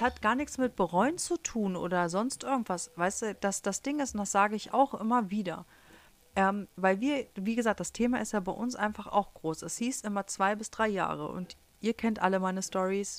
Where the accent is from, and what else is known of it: Germany; first language German; moved away as an adult; also born or lived in Harz; now in United States